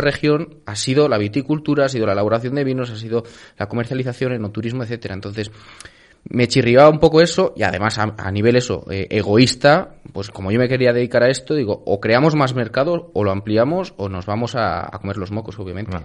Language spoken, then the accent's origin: Spanish; Pesquera de Duero, Castile and León, Spain; mi pueblo, Pesquera de Duero